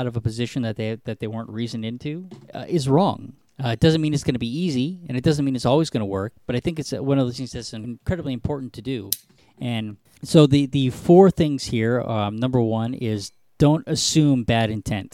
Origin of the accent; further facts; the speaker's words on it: United States; I am an American.